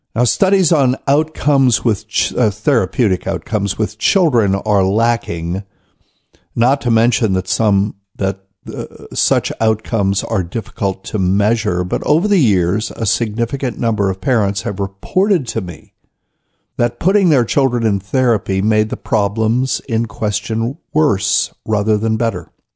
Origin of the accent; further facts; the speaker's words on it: New Bern, North Carolina, United States; New Bern, North Carolina, Temple Church. That's my hometown.